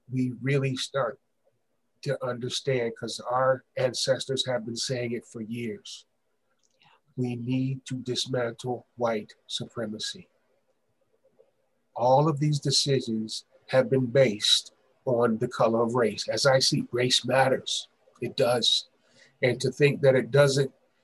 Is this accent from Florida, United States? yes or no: no; Ohio, United States; I'm from Ohio too